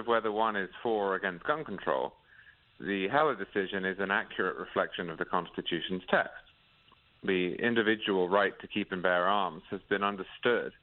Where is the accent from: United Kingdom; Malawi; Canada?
United Kingdom; England; I grew up in England